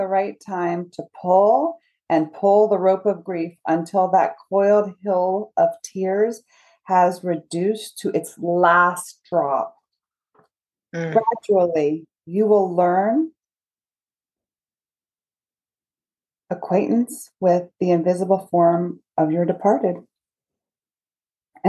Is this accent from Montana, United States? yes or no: no; Charleston, South Carolina, United States; I grew up in Charleston.